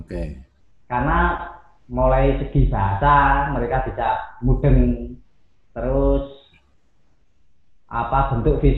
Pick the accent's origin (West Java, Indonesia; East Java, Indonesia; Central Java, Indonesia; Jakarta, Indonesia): East Java, Indonesia; Malang; Saya lahir di Malang, otomatis eh, kecintaan saya sama desa saya, Glagadowo itu hmm. itu nggak bisa lepas.